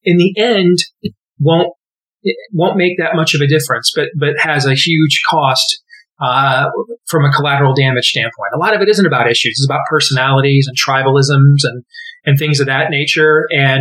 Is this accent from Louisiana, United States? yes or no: no; Michigan, United States; now in Iowa, United States; I grew up in Michigan. I was born here, but I spent, my sports formative years up there